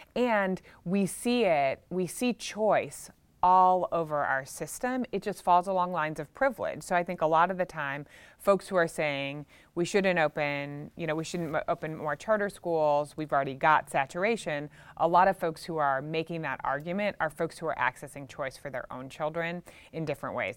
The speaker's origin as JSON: {"language": "English", "town": "Chicago", "region": "Illinois", "country": "United States", "tie": "born or raised there", "also_born_or_lived": "Louisiana", "moved": "as an adult", "said": "in the eighties growing up in Chicago myself"}